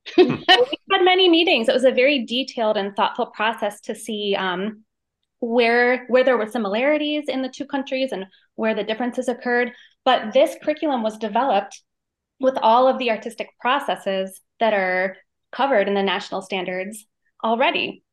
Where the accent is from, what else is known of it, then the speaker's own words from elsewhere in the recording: Michigan, United States; I'm the American side of this project, and I grew up in Michigan